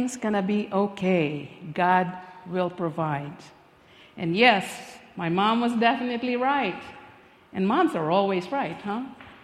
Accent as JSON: {"language": "English", "country": "Philippines", "tie": "born or raised there", "moved": "yes", "said": "I was born and raised in the Philippines"}